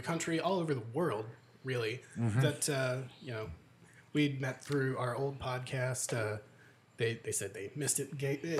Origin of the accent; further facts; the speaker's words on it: United Kingdom; The UK.